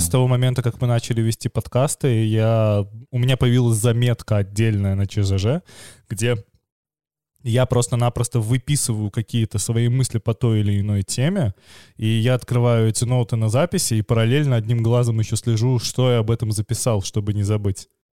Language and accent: Russian; Belarus; как белорусы мы хорошо понимаем украинский